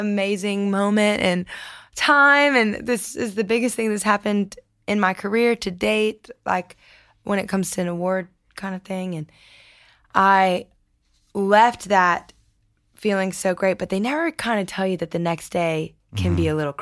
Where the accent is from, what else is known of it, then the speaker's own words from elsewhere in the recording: Lafayette, Louisiana, United States; I'm from Lafayette.